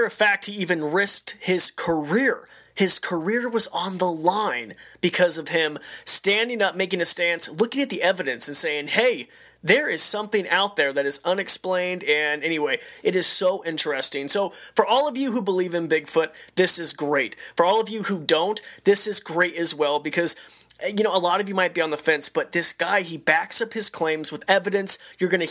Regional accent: Robie Creek, Idaho, United States; I grew up in Roby Creek, Idaho. So it's a really, really small community, about 45 minutes outside of Boise.

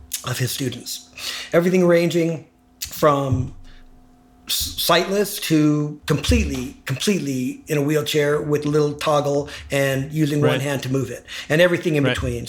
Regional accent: Los Angeles, California, United States; I grew up in Hollywood.

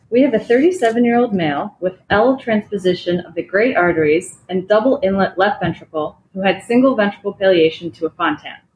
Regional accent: Chicago, Illinois, United States; moved away as an adult; now in Stanford, United States; I'm one of the first year cardiology fellows here at Stanford. I'm originally from Chicago and I moved here recently

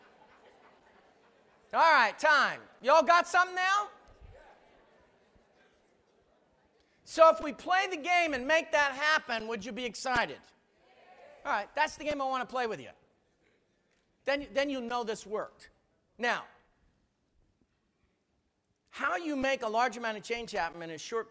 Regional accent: United States; I talk funny. I'm American

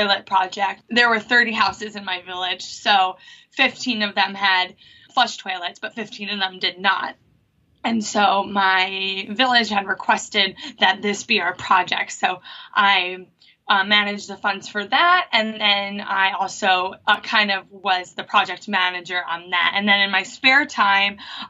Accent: Long Island, New York, United States; also born or lived in Fiji; I'm from Long Island, New York

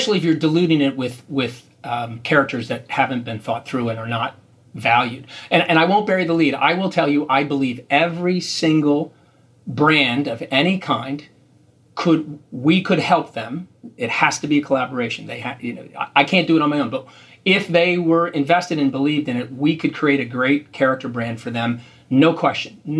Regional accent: Philadelphia, Pennsylvania, United States; we're from Philadelphia, so we live in the shadow of the Big Apple

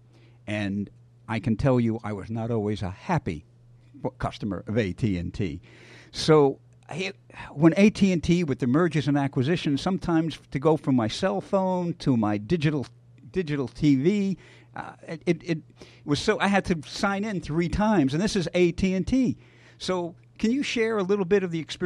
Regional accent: Missouri, United States; I'm from Missouri

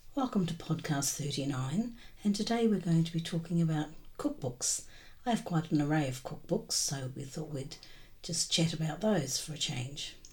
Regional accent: New Zealand; moved away; I was always um, brought up in New Zealand

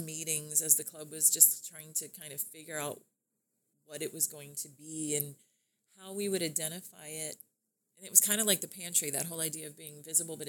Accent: Lakeland, Florida, United States; Born and raised in Lakeland

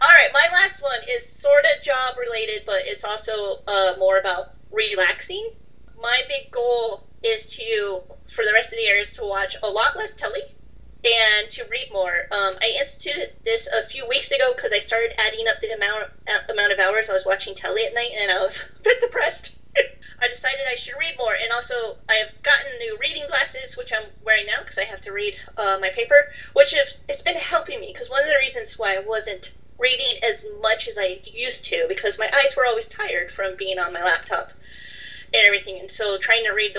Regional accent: United States; also born or lived in United Kingdom; I'm American and I moved back to America

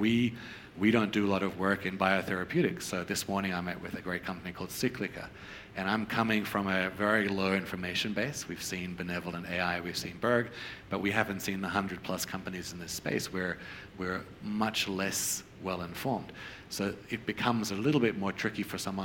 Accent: Australia; moved away; I grew up in Australia. I practiced primary care in Australia

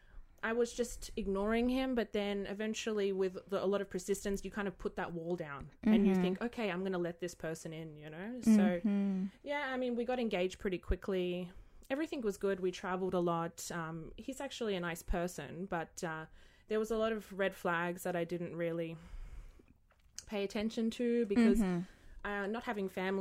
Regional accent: Australia; moved away as an adult; also born or lived in United States; now in Dubai, United Arab Emirates; I was born in the States. My dad's American. Okay. We left when I was like 5, but I grew up in Australia, and I came to UAE like 21

